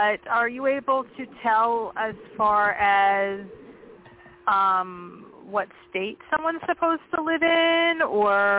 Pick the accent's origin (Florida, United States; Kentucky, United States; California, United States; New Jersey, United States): New Jersey, United States; now in Pennsylvania, United States; I grew up in Jersey, right outside New York City